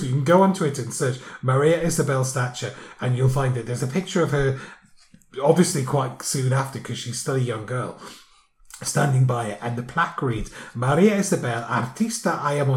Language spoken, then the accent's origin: English; Newcastle upon Tyne, North East England, United Kingdom; lives in Newcastle, which is my hometown as well